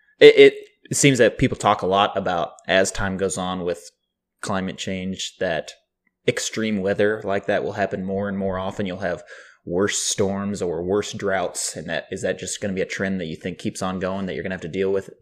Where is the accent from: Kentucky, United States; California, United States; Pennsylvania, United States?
California, United States; Sacramento; born there; I was born in Sacramento.